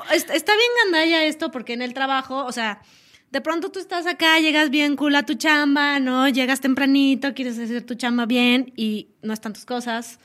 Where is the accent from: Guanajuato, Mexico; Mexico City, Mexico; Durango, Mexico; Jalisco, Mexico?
Mexico City, Mexico; somos, dicen por ahí que somos chilangas